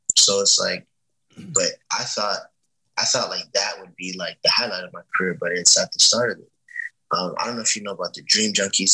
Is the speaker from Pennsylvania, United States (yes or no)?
no; Miami, Florida, United States